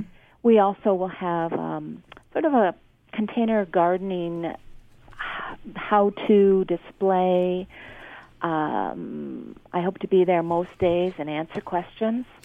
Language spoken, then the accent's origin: English; Ontario, Canada; you know we are Canadian and we do we do talk about what can be grown near where you garden.